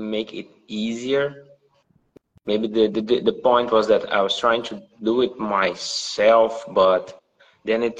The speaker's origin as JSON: {"language": "English", "region": "Rio Grande do Sul", "country": "Brazil", "said": "I'm from Brazil, south of Brazil."}